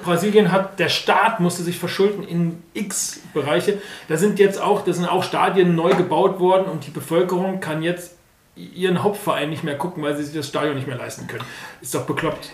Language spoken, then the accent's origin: German; Germany; wir sind auch Deutsche